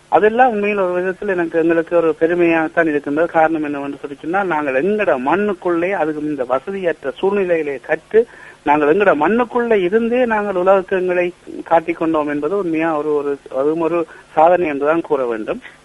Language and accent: Tamil; Alaveddy, Northern Province, Sri Lanka; என்னுடைய பிறந்த ஊர் யாழ்ப்பாணத்தின் வடவால் அமைந்த ஈழத்தமிழர் கலை வரலாற்றின் முக்கிய இடமாக கருதக்கூடிய அழவட்டி அல்லது அளவையூர் எனும் கிராமத்திலே தான் நான் பிறந்தேன்